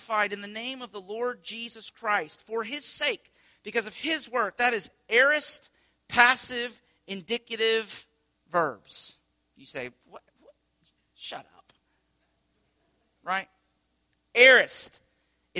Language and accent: English; United States; the way that we live our lives as American people